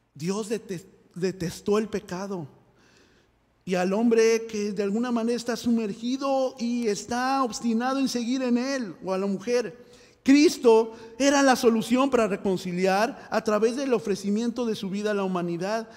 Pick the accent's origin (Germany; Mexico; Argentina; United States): Mexico; moved away; yo que soy mexicano eh, en México